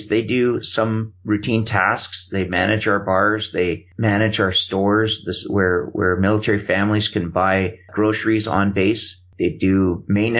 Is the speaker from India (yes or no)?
no; Canada; I'm Canadian